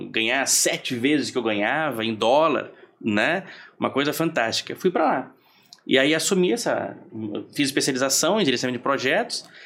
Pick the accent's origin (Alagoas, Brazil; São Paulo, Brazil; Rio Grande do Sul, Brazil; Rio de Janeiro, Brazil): Rio Grande do Sul, Brazil; eu sou gaúcho e fui para logo que me formei fui convidado para é